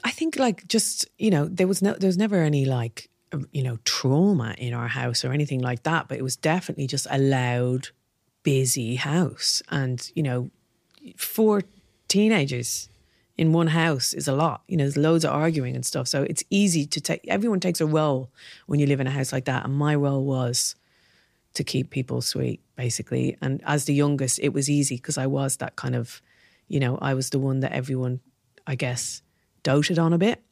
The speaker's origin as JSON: {"language": "English", "town": "Dublin", "region": "Leinster", "country": "Ireland", "tie": "born or raised there", "also_born_or_lived": "Belfast", "moved": "as an adult", "said": "growing up in Dublin."}